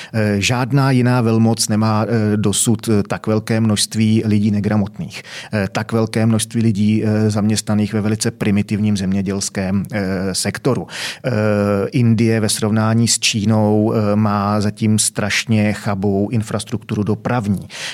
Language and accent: Czech; Czechia; my Češi, že jo, zlatý Češi